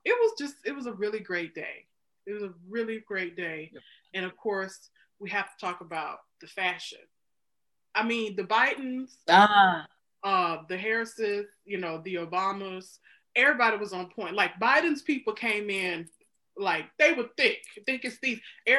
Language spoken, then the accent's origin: English; United States; it's just really been embarrassing for me to be an American.